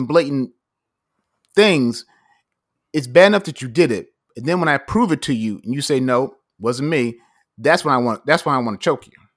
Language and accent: English; United States